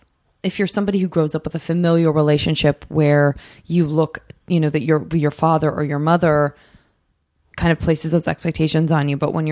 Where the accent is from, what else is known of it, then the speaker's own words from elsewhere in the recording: Tucson, Arizona, United States; From Tucson, Arizona.